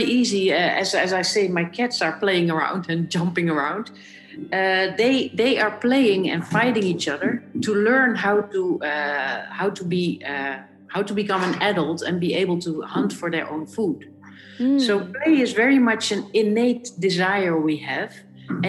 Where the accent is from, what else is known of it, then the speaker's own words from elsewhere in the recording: Netherlands; I'm born in Holland